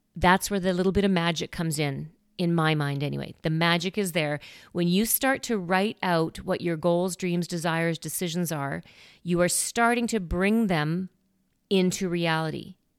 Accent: Saskatoon, Saskatchewan, Canada; moved away; Saskatoon, which makes sense because that's where I came from. That's my hometown.

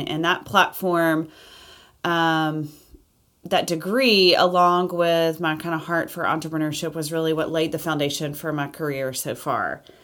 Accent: Auburn, Alabama, United States; I was born in Auburn, Alabama.

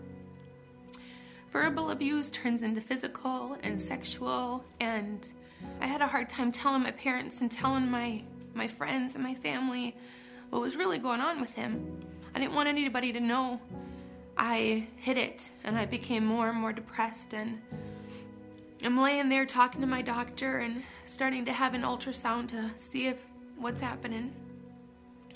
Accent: Jim Falls, Wisconsin, United States; I was born and raised in Jim Falls

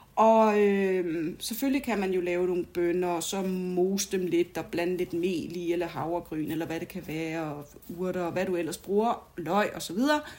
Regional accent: United States; moved away; nu er jeg jo amerikansk, øh, har været amerikansk statsborger indtil for nylig, og så videre, og så videre. Jeg er fra en amerikansk familie

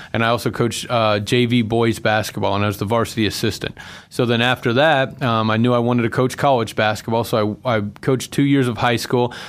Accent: Buckeye, Arizona, United States; moved away as an adult; also born or lived in Salina, Kansas; now in Boise, United States; I'm originally from Buckeye, Arizona

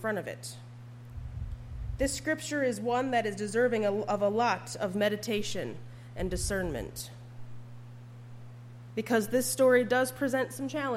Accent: Upper Peninsula, Michigan, United States; I was but a young maiden growing up in the Upper Peninsula

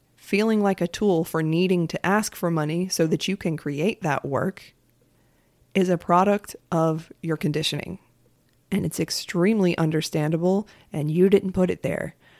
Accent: United States; as an American, I have a very American perspective

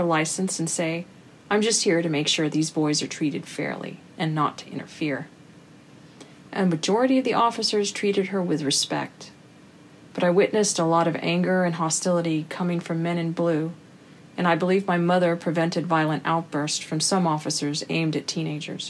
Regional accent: United States; as an American of Mexican descent, growing up with brothers

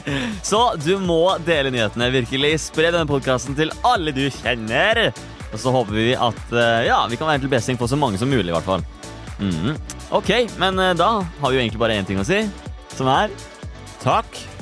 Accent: Halden, Østfold, Norway; also born or lived in Asker / Bærum; Jeg er nå fra Halden

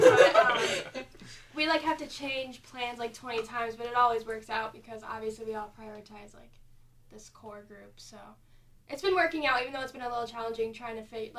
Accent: Cleveland, Ohio, United States; moved away; And then I'm from Cleveland, Ohio.

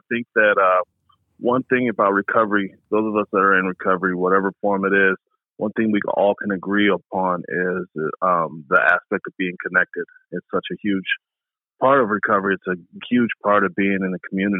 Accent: Portland, Oregon, United States; also born or lived in Birmingham, Alabama; now in Alaska, United States; raised in Portland, Oregon

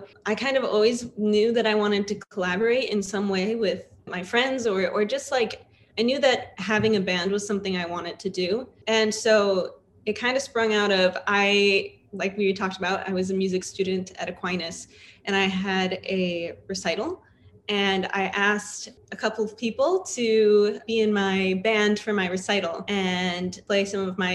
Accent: Canton, Michigan, United States; now in Grand Rapids, United States; from Grand Rapids, Michigan, but I'm originally from the east side. I'm from Canton, Michigan.

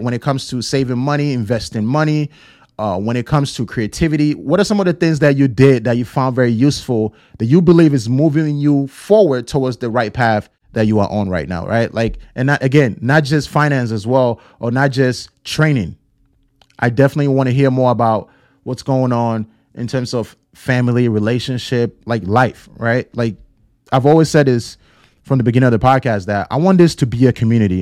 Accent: Ghana; born and raised in Ghana

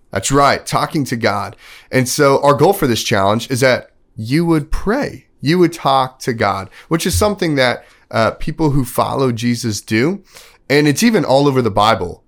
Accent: Texas, United States; moved away; also born or lived in Kansas; I grew up in Texas, then I moved to Kansas

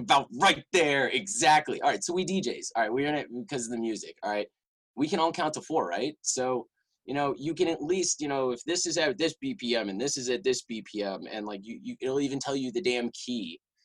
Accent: Richmond, Virginia, United States; also born or lived in Chapel Hill, North Carolina; I'm actually from Richmond, Virginia

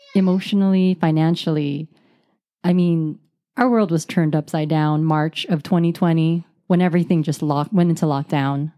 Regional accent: United States; We were born here. We're Americans

